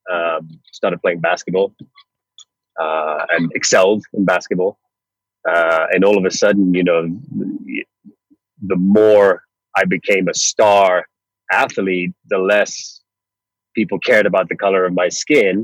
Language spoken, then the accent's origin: English; Northeast Florida, United States; also born or lived in Nanyuki, Kenya; most of my schooling was done in Northeast Florida from the age of maybe 8 years old up through university